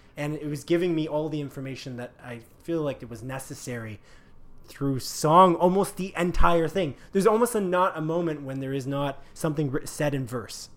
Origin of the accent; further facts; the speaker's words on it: Canada; We're clearly Canadian